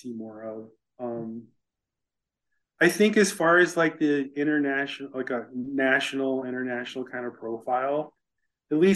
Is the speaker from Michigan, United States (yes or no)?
no; Chicago, Illinois, United States; I grew up in Chicago, which was really segregated at the time